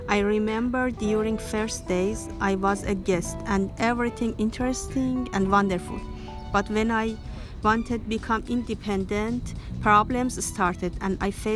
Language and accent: English; Iran; English is a second language; moved away as an adult; now in United States; I'm from Iran.